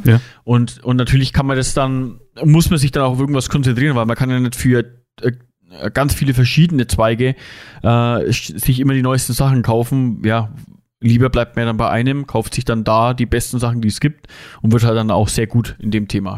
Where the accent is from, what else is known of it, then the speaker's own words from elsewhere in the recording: Germany; bei uns in Deutschland